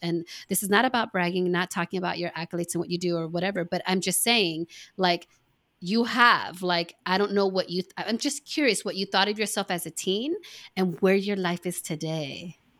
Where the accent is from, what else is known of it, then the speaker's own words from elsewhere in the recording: East Coast, United States; moved away; I was born on the East Coast